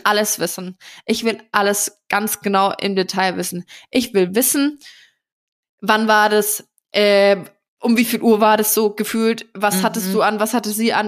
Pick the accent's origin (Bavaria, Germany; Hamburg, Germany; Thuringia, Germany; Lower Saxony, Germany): Bavaria, Germany; Nuremberg; bei uns in Nürnberg früher, als ich noch jünger war